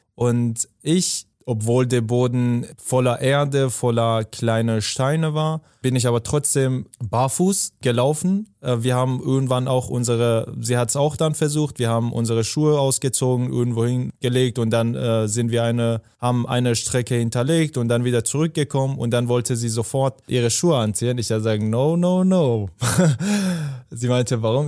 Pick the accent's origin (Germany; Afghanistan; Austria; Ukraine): Afghanistan; moved away; ich komme aus Afghanistan